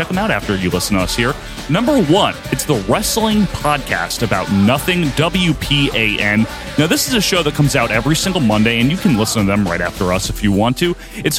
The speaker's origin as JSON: {"language": "English", "country": "United States", "said": "I'm an American."}